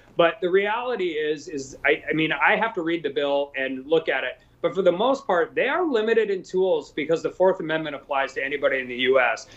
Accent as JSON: {"language": "English", "region": "Western North Dakota", "country": "United States", "tie": "born or raised there", "said": "I'm from Western North Dakota. I've lived there my whole life."}